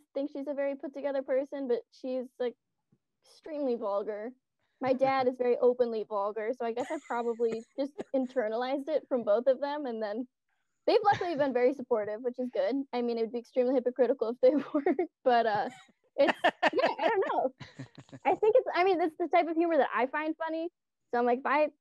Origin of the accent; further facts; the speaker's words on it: Ann Arbor, Michigan, United States; I'm from Ann Arbor